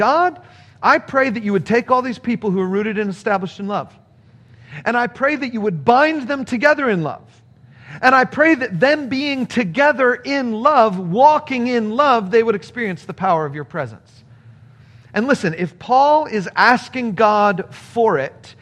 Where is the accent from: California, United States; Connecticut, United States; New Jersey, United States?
California, United States; moved away as an adult; also born or lived in Chicago; When I first went to college, I was coming from California, and I went to college in Chicago